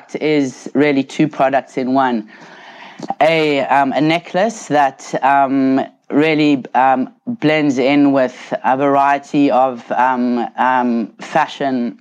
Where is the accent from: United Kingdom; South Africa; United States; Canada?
South Africa; now in Australia; I was born and grew up in South Africa quite some decades ago